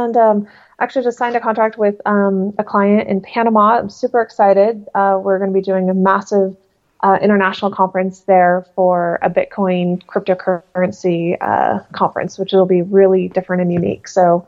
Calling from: Hook, South East England, United Kingdom; Today I'm in London. I'm actually in Hook Haunts, or Hook, Hampshire, which is about an hour outside of the city.

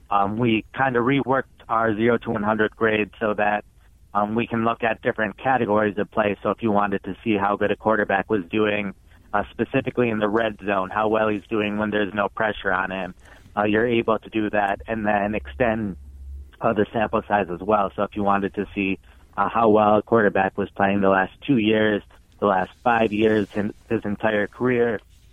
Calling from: Cincinnati, Ohio, United States; Cincinnati, Ohio.

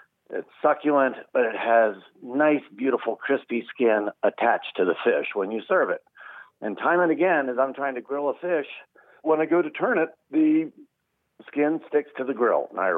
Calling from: York, Pennsylvania, United States; York, Pennsylvania.

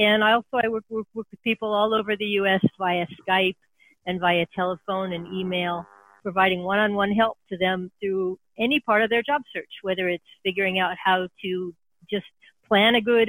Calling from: San Francisco Bay Area, California, United States; Oh, I'm calling from the San Francisco Bay Area. And this is where I have my office.

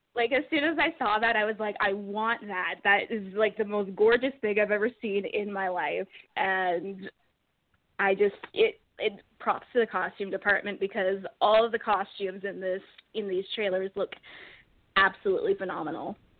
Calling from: Edmonton, Alberta, Canada; I'm calling from Edmonton, Canada.

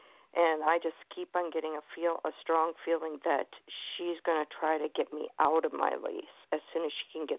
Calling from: Manatee County, Florida, United States; I am calling from Manatee County.

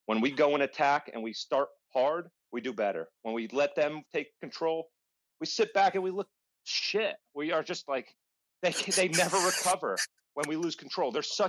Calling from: Virginia, United States; From Virginia, all the way from the States.

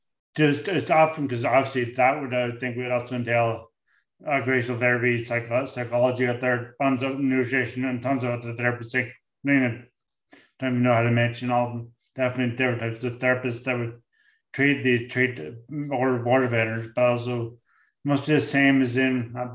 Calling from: St. John's, Newfoundland and Labrador, Canada; I'm speaking from St. John's, where we're out in the middle of the North Atlantic, where there's no one near us.

